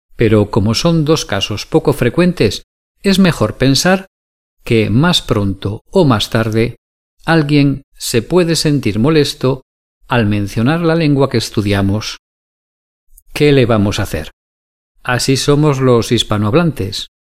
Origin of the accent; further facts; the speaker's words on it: Spain; los españoles hablábamos castellano